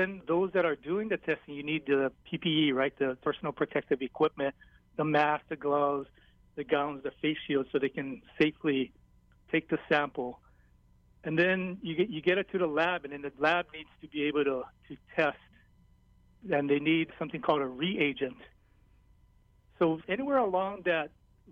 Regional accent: Hilo, Hawaii, United States; I'm from Hilo

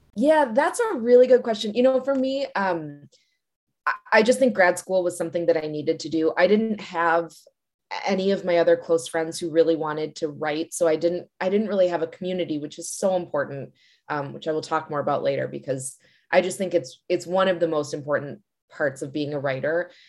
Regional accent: Glencoe, Illinois, United States; now in Washington, D.C., United States; I actually grew up in Glencoe, which is right nearby

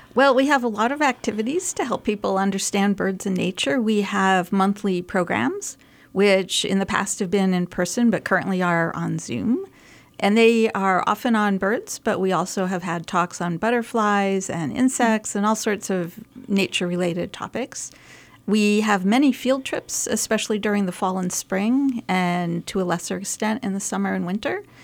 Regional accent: Massachusetts, United States; moved away as an adult; also born or lived in California; now in Lehigh Valley, United States; growing up in Massachusetts

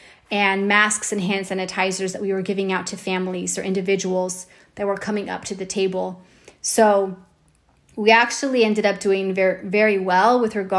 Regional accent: Fairfield, United States; my hometown parades. We have a great 4th of July parade

